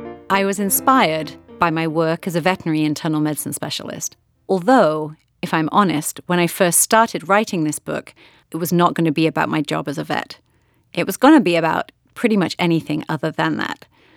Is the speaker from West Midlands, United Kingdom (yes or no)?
yes; Hereford, West Midlands, United Kingdom; Some of my earliest memories are from the children's section of the Hereford Library in my hometown in England.